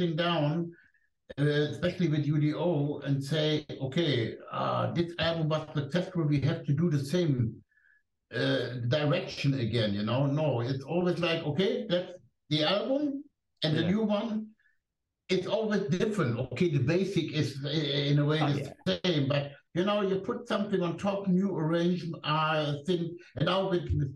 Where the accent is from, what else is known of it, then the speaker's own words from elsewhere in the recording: Germany; first language German; English is a second language; German is my mother language